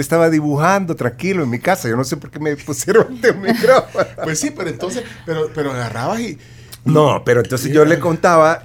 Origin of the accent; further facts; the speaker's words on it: San Miguel, El Salvador; accent: migueleño; yo nunca he logrado dejar mi acento migueleño